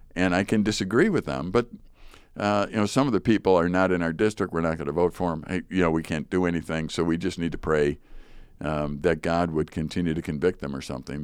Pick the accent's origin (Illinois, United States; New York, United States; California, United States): Illinois, United States; Chicago; I grew up in Chicago, Chicago Public School